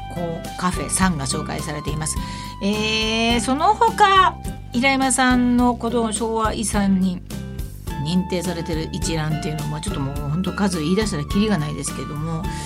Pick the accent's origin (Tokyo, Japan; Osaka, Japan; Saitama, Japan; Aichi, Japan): Aichi, Japan; Nagoya; 私の地元、名古屋